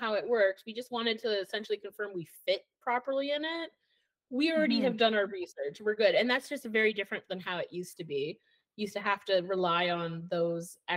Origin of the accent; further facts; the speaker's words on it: Edmonton, Alberta, Canada; now in Okanagan, Canada; So I'm from Alberta and I'm from Edmonton, which has a very different mindset than living in BC